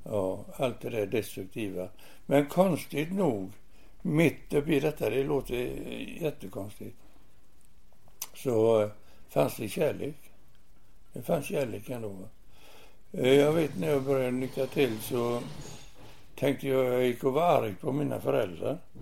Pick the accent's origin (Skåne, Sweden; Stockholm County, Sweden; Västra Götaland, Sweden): Västra Götaland, Sweden; Gothenburg; i Göteborg, i Masturgöts, Masturgöts församling